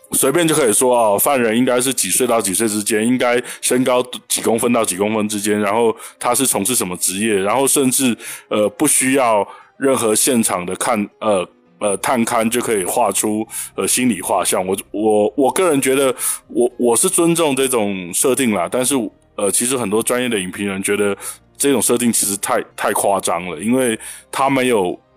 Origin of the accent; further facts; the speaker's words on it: Taiwan; 我是来自台湾宝岛的